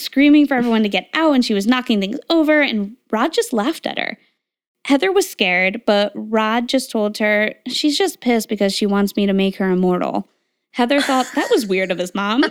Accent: Connecticut, United States; I grew up in Connecticut

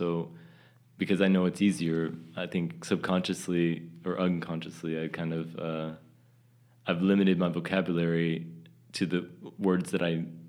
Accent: Texas, United States; moved away; The way I used to speak in Texas, I don't speak that way anymore

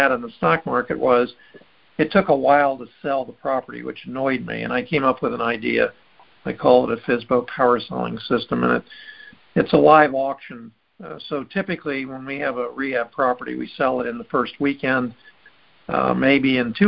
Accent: Miami, Florida, United States; also born or lived in Chicago; I was born in Miami.

